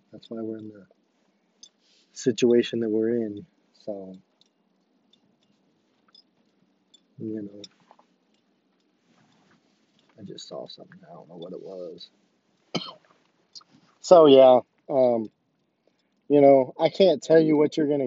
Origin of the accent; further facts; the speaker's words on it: Rich Hill, Missouri, United States; I'm from Rich Hill